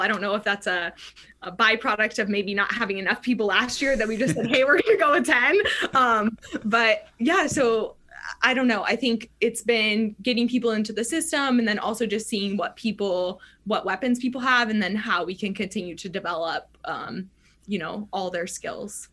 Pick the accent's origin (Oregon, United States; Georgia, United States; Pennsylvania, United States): Oregon, United States; moved away; also born or lived in Arizona / New Mexico; growing up in Oregon, it rained sure. all the time. So like my whole life in the PNW was all indoor tennis